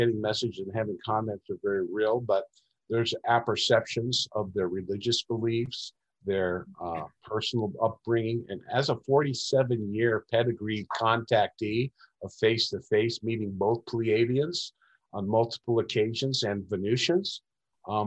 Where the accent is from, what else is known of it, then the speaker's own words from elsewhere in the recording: Laguna Beach, California, United States; at an early age, I grew up in Laguna Beach